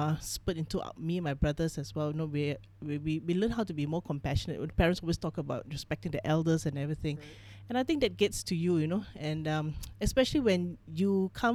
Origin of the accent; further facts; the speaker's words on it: Malaysia; So my father is Filipino Thai. My mom's Chinese. So I'm third generation in this country.